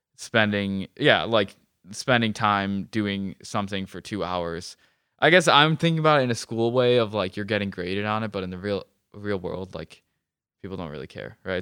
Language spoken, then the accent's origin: English; Webster, United States; I grew up in Webster